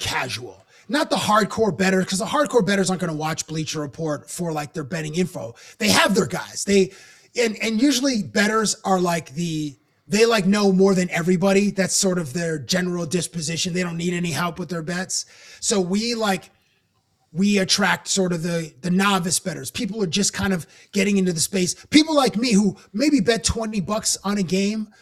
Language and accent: English; Canada; I'm obviously from Canada.